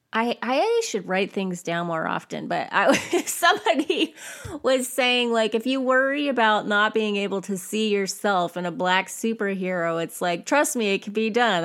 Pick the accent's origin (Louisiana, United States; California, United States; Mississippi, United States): California, United States; I grew up in California